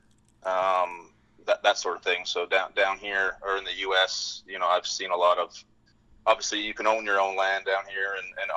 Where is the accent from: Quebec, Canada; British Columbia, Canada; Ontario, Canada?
British Columbia, Canada; moved away as an adult; now in Fort Worth, United States; I grew up in British Columbia, a small town north of Vancouver, about 3 hours